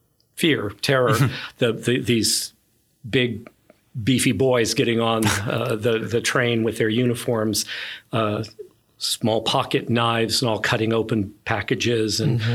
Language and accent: English; Corpus Christi, Texas, United States; I was in Corpus Christi at the time. So I'm from South Texas.